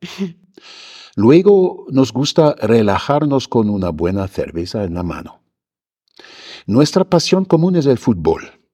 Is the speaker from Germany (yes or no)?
yes; Germany; moved away as an adult; now in Mexico City, Mexico; echo de menos a mi tierra